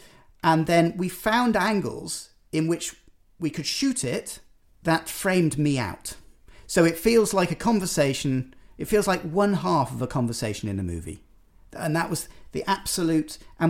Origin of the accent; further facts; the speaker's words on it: United Kingdom; I'm a Brit